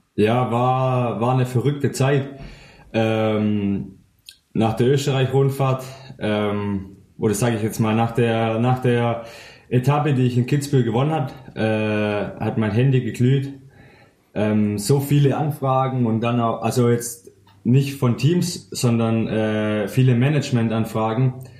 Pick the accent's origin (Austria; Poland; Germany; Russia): Germany; Weilheim an der Teck, Baden-Württemberg; moved away as an adult; now in Schorndorf, Germany; ich komme ursprünglich aus Weilheim an der Tech